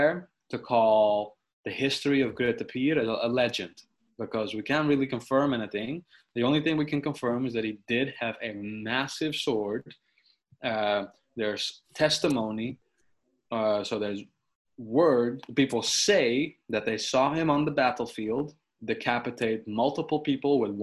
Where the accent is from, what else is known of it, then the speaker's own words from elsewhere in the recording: Sneek, Friesland, Netherlands; my hometown of Snake